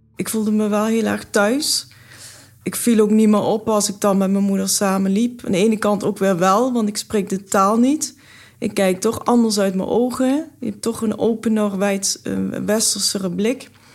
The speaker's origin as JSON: {"language": "Dutch", "town": "Brunssum", "region": "Limburg", "country": "Netherlands", "tie": "born or raised there", "also_born_or_lived": "India", "said": "Ik ben, eh, opgegroeid in Limburg, Zuid-Limburg, in Brunsum"}